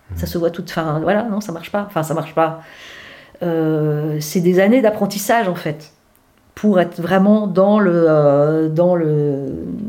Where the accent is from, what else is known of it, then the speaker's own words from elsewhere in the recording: Brittany, France; moved away as an adult; also born or lived in Douarnenez; mon enfance euh, en Bretagne